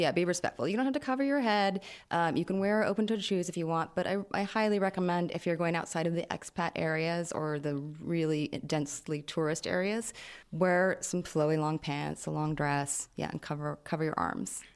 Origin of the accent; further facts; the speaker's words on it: United States; now in Jordan; as an American here